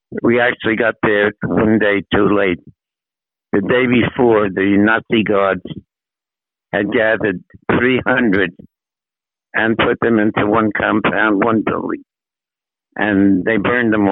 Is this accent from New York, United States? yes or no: yes; New York City, New York, United States; moved away as an adult; also born or lived in Manhattan, New York; now in New Jersey, United States; The family moved to Brooklyn when I was 9 years old in 1935.